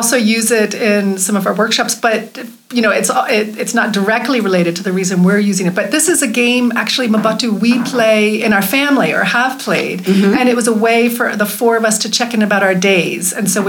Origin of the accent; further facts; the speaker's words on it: United States; moved away; being an American